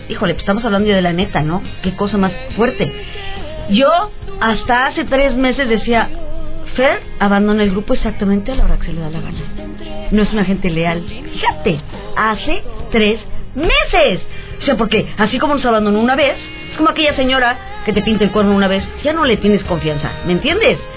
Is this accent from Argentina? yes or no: no; Mexico; como mujer mexicana